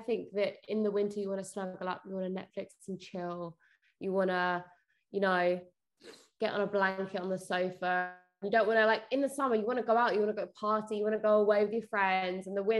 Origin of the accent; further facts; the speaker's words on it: Essex, East of England, United Kingdom; because I'm not from Chelsea and I'm from Essex